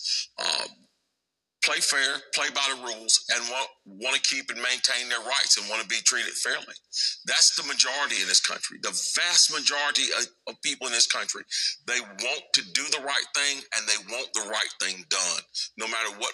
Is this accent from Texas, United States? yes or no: no; North Carolina, United States; the citizenship experience that I have as a North Carolinian and as an American